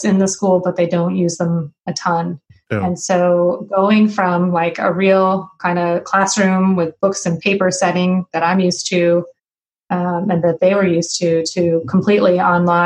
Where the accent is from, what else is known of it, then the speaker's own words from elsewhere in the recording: Burlington, Vermont, United States; moved away as an adult; also born or lived in Mid-Atlantic; now in West Lafayette, Indiana, United States; I was born and raised in Burlington, Vermont